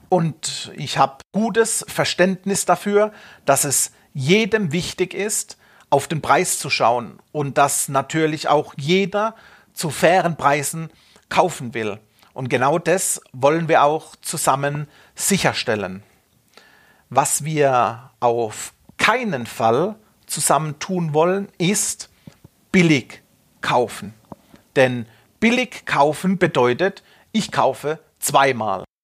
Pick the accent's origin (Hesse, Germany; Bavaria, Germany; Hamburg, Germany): Bavaria, Germany; Munich; Und bleiben wir wieder in meiner Heimatstadt in München, es wird schwierig.